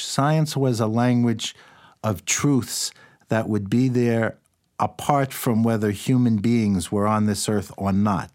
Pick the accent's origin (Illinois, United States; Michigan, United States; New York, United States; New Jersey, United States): New York, United States; New York City; I grew up in New York City.